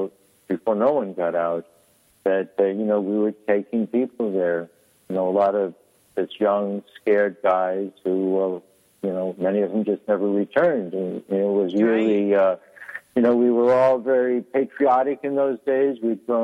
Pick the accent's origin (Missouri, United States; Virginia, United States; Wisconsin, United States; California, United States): California, United States; the peninsula of San Francisco; I grew up on the peninsula of San Francisco